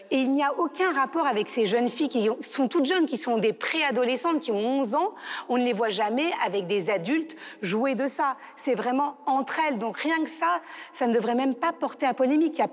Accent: France; en tant que Français

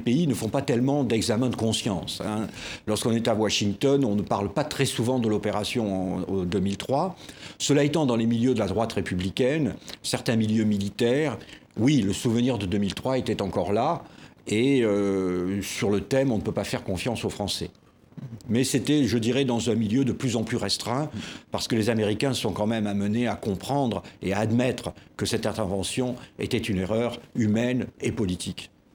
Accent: Marseille, Provence-Alpes-Côte d'Azur, France; Je suis né à Marseille

